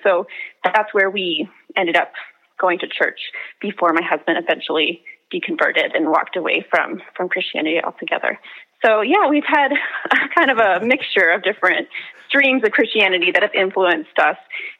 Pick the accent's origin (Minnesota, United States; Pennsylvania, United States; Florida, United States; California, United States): Minnesota, United States; Minneapolis; I'm a writer from Minneapolis.